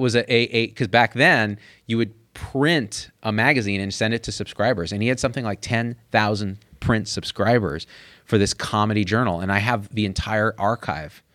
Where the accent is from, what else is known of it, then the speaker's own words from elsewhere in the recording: New Jersey, United States; my home state of New Jersey